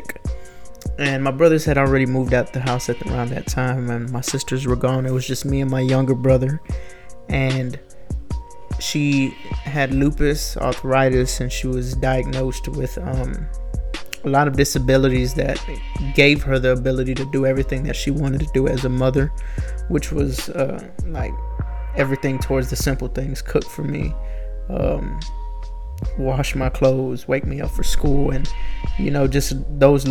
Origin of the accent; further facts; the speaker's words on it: Houston, Texas, United States; I'm from Houston, Texas, and I'm 21 years old.